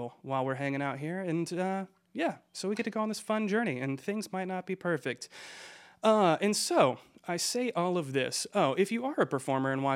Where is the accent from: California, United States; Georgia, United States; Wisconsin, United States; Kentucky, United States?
Georgia, United States; I am from Georgia